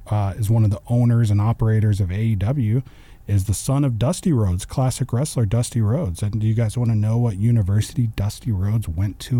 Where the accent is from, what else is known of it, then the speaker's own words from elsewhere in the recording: Hamilton, Texas, United States; I actually went to a wrestling show in my hometown of Hamilton. If you're in the Stephenville area, you know how tiny Hamilton is